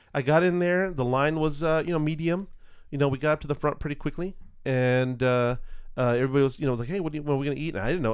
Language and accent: English; California, United States; I'm not from Boston I'm not from back east we're not going to come from the Cape hmm. you know um, we are uh, Californians